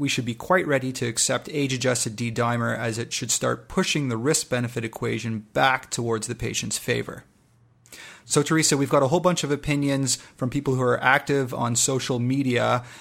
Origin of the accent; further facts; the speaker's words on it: Canada; I'm Canadian